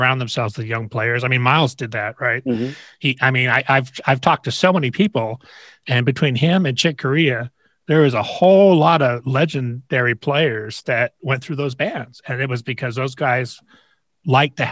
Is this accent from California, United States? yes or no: yes; Los Angeles, California, United States; I grew up in LA and it was a different scene